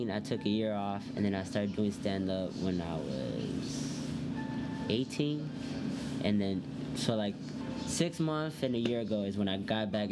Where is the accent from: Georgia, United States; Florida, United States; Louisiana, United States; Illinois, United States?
Illinois, United States; Elgin; grew up in Elgin, moved, we moved three times. We just little in the, on the east side of Elgin. Three times, just moved three different places.